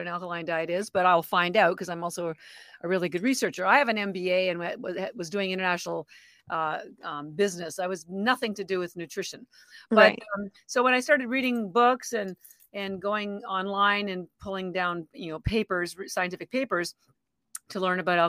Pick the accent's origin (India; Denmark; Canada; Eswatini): Canada; moved away as an adult; now in Boston, United States; I'm actually Canadian and I've lived in Boston, Boston, Massachusetts for about 33 years